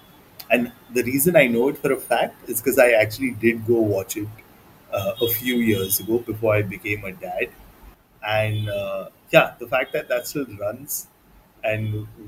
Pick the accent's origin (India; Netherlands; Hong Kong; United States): India; growing up in the 90s in India